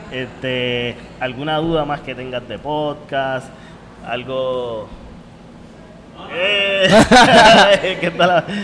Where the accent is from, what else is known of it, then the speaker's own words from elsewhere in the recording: Puerto Rico; Porque a lo mejor yo te puedo hablar de la Molao y como somos puertorriqueños, pues sabemos que era el alcalde de Cataño.